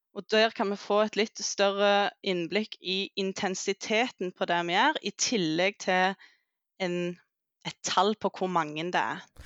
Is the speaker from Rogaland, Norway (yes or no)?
yes; Jæren, Rogaland, Norway; moved away as an adult; also born or lived in Oslo; jeg kommer fra Jæren